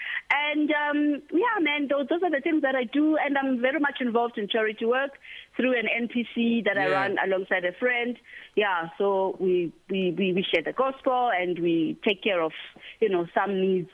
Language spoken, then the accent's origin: English; Mount Frere, Eastern Cape, South Africa; moved away; also born or lived in Ekabega; I was raised in Mount Frere in the Eastern Cape. So I grew up in Mount Frere and Ekabega, so between the two.